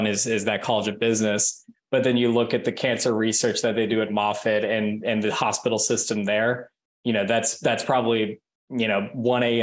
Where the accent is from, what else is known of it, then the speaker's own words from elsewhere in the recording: the South, United States; growing up in the South